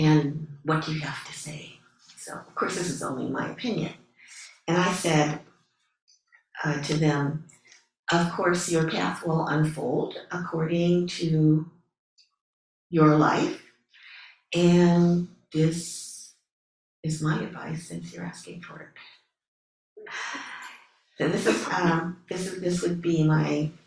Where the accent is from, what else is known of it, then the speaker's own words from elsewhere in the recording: Ohio, United States; moved away; I grew up in Ohio, and I was my parents' first child